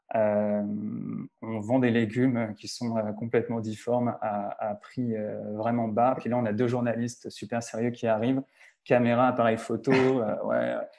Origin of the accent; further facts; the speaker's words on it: Lyon, Auvergne-Rhône-Alpes, France; moved away as an adult; also born or lived in Argentina / Montreal; je suis français d'origine, je suis né à Lyon